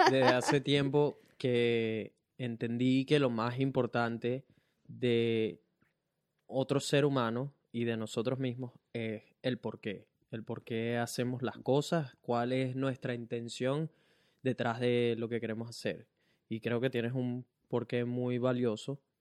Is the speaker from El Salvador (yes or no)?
no; Venezuela; now in Brisbane, Australia; que tenemos tres años sin ir a Venezuela